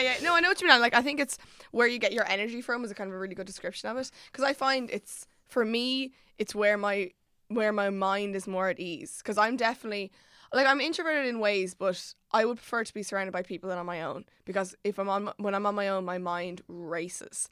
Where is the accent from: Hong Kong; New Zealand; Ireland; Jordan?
Ireland; moved away as an adult; now in Dublin, Ireland; I'm from Llangarry, I had to move up to Dublin for college